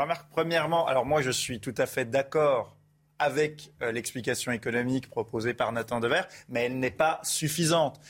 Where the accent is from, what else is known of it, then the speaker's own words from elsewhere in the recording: Besançon, Bourgogne-Franche-Comté, France; dans mon enfance, euh, à Besançon